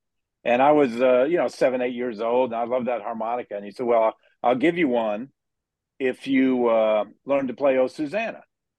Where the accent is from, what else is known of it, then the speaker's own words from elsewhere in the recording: Dallas, Texas, United States; I grew up in Dallas